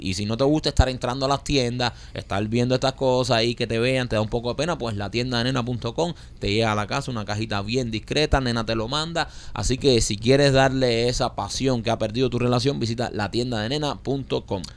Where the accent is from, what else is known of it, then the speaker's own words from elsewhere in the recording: Cuba; now in Miami, United States; como cubanos